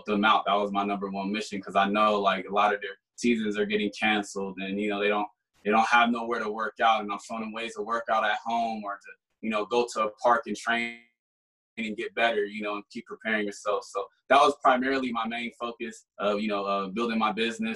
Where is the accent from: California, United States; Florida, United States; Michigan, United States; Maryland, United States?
California, United States; Sacramento; now in Denver, United States; I'm from Sacramento, but I live in Denver now